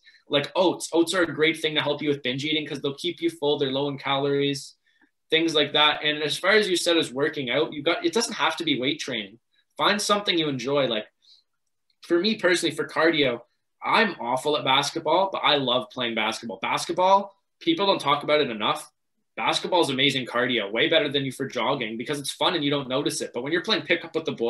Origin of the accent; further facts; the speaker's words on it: Markham, Ontario, Canada; growing up in Markham, everything was really sheltered